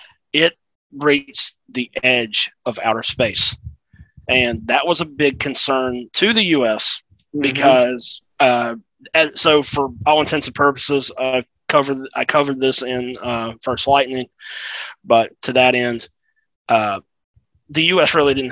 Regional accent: South Carolina, United States; moved away; So I'm from South Carolina originally, and BMW America's headquarters is in Greenville, South Carolina, about 45 minutes from where I grew up.

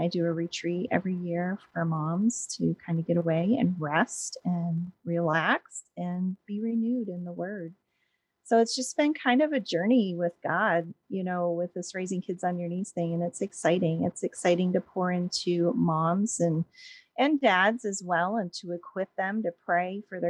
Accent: Williamsport, Pennsylvania, United States; I grew up in Williamsport, Pennsylvania, which is the home of the Little League World Series.

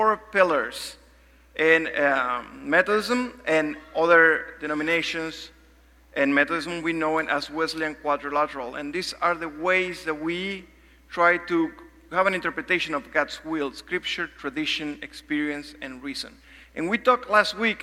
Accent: Argentina; moved away; also born or lived in Uruguay; I'm from Argentina

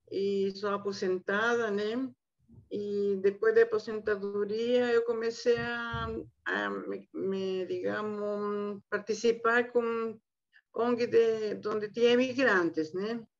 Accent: Chile; Portuguese is a second language; moved away as an adult; now in São Paulo, Brazil; eu vim do, do Chile há 43 para 44 anos, com marido e dois filhos, né? quando cheguei aqui no Brasil, bom, não tinha o que fazer, né? Não, não, sabia português, né?

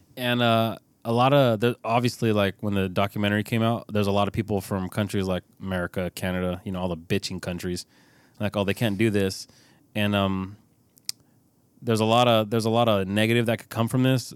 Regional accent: California, United States; I'm from California

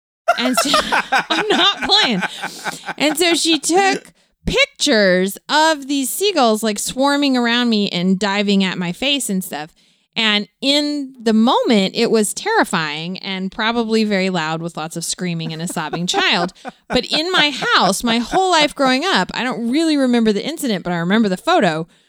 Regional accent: Florida, United States; I grew up in Florida and went to the beach all the time.

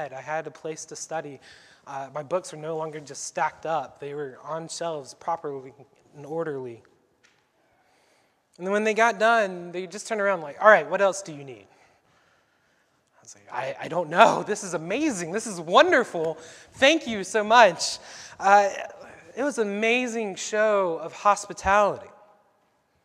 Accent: Sumter, South Carolina, United States; moved away as an adult; also born or lived in Pennsylvania; I was born and raised in Sumter, South Carolina

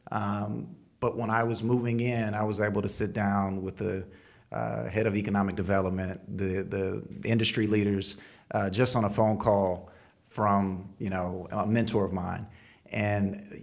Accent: Houston, Texas, United States; now in San Antonio, United States; Um, I'm originally from Houston, Texas. Uh, I've lived in approximately 12 states.

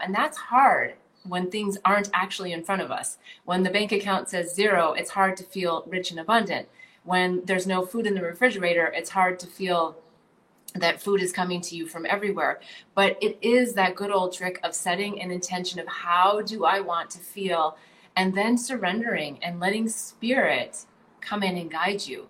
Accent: North Dakota, United States; moved away; also born or lived in California / New Jersey / Bali; I grew up in North Dakota. Um, you know, I grew up in a town of like 2,700 people.

